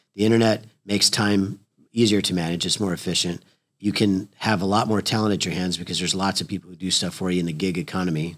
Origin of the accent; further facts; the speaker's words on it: Oklahoma, United States; we're from Oklahoma